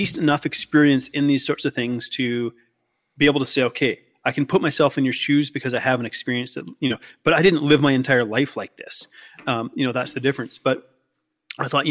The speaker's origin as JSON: {"language": "English", "country": "Canada", "also_born_or_lived": "Australia", "said": "I'm clearly Canadian"}